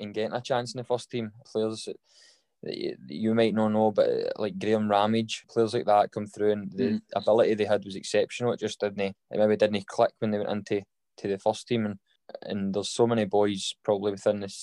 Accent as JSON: {"language": "English", "town": "Kilwinning", "region": "Scotland", "country": "United Kingdom", "tie": "born or raised there", "said": "I'm originally from Kilwinnan in Ayrshire, so I played with the kind of Kilwinnan boys club teams"}